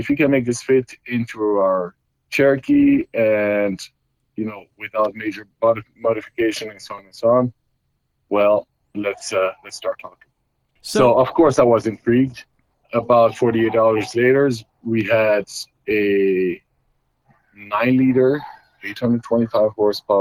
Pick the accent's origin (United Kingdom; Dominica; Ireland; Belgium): Belgium; moved away as an adult; now in United States; I was born and raised in Belgium, Europe